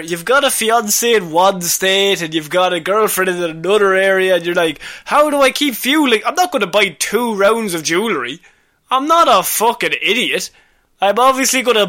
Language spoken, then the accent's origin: English; Ireland; We're Irish